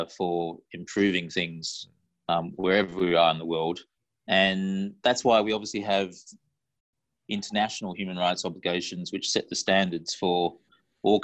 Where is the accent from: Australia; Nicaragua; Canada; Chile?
Australia; Perth, Western Australia; moved away as an adult; now in Hong Kong; I grew up in Perth, born in Perth